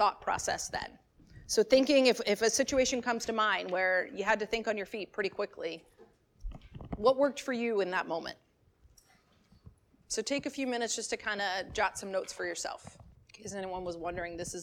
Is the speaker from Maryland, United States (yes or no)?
yes; Maryland, United States; I grew up in Maryland